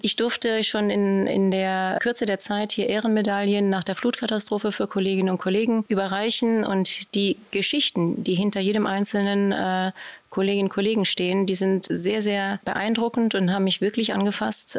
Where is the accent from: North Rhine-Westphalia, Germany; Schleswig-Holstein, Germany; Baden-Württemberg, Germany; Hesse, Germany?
North Rhine-Westphalia, Germany; Cologne; ich bin Kölnerin